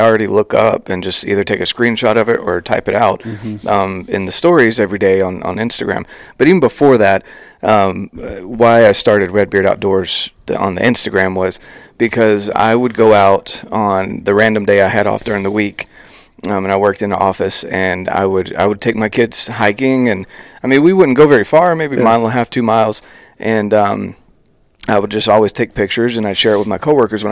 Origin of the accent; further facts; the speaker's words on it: North Carolina, United States; moved away; I'm from North Carolina originally, and I grew up fishing, camping, doing a lot of things outdoors